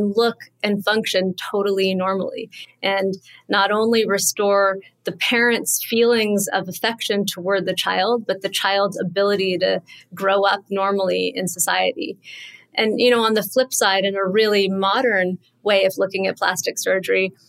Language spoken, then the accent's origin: English; Southern California, United States; moved away as an adult; also born or lived in Connecticut, United States; now in New York, United States; I grew up in Southern California